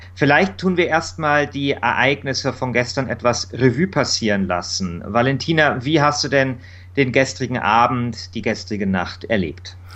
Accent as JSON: {"language": "German", "town": "Munich", "region": "Bavaria", "country": "Germany", "tie": "born or raised there", "said": "Ich bin dort in Mosach groß geworden. Es ist so ein ja, Arbeiterviertel, ein bisschen so im Münchner Norden"}